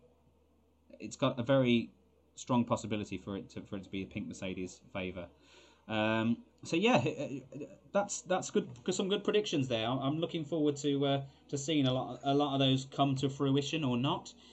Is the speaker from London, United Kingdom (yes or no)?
no; Scotland, United Kingdom; you know we are Scottish.